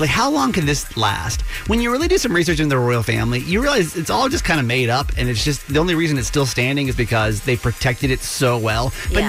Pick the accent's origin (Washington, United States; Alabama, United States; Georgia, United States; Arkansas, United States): Georgia, United States; moved away; I'm from Georgia originally